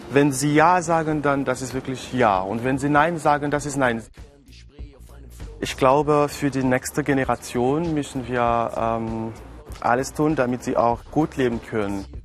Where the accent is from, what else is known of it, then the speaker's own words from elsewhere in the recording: Cameroon; German is a second language; ich bin Kameruner, ich bin 22 Jahre alt und äh, Kamerun liegt in Zentralafrika. Also im Leben bin ich Student. Ich studiere Germanistik an der Universität Yaoundé